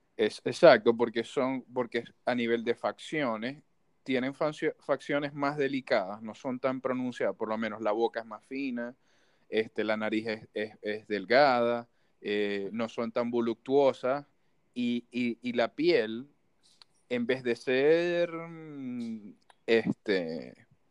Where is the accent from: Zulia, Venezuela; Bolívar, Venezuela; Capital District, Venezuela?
Zulia, Venezuela; Maracaibo; moved away; yo como maracucho